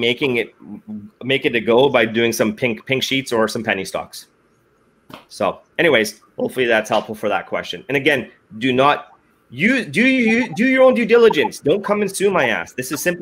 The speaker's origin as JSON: {"language": "English", "town": "Edmonton", "region": "Alberta", "country": "Canada", "tie": "born or raised there", "said": "I was born and raised in Alberta."}